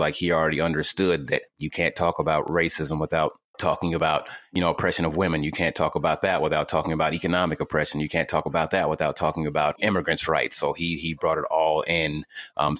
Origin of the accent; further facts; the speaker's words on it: Louisville, Kentucky, United States; I'm from Louisville, Kentucky